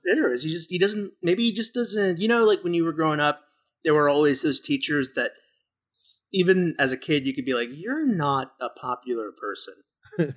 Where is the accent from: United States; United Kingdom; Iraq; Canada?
United States; Texas; that's how Texan I am.